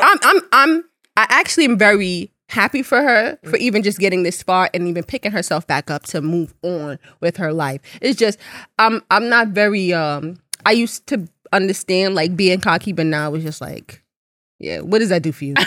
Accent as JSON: {"language": "English", "country": "Jamaica", "said": "I'm Jamaican."}